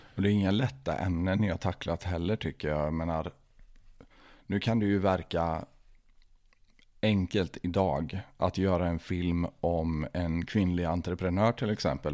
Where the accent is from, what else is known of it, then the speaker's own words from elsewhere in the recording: Tidaholm, Västra Götaland, Sweden; vi har ju växt upp på samma ställe i Tidaholm.